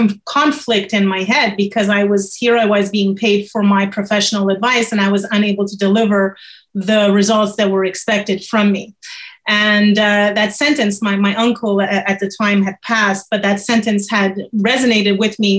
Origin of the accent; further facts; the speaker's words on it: Montreal, Quebec, Canada; also born or lived in France; I'm born in Montreal, Canada. I actually have both nationalities. I'm French from France